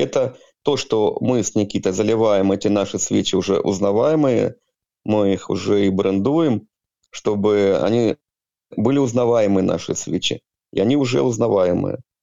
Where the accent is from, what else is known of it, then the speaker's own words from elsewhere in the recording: Sievierodonetsk, Luhansk Oblast, Ukraine; now in Jurmala, Latvia; Я гражданин Украины, родом с города Северодонецка, Луганской области.